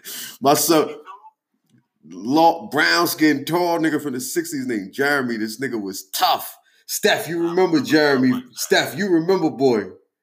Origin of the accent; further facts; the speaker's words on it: New York City, New York, United States; I'm from Far Rock. I fuck with Far Rock